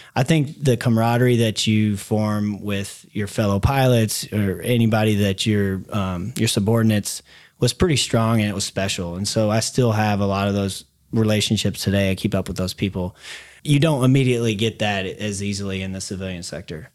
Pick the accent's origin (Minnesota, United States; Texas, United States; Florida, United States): Texas, United States; Dallas; also born or lived in DeSoto, Texas / Mesquite, Texas; I grew up here in Dallas. Younger years were into Soto and then moved out to Mesquite, went to Mesquite Poteet High School.